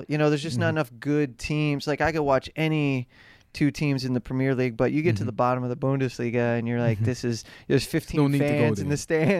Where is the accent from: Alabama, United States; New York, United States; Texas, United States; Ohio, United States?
Ohio, United States; Cleveland; I don't know if you're a Yankee fan, but I grew up in Cleveland, and ironically, a Cubs fan.